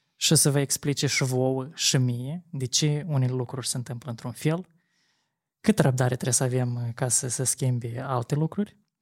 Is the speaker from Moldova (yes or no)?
yes; Chișinău, Moldova; sectorul Rășcanovca pentru că eu acolo am copilărit toată mm-hmm. viața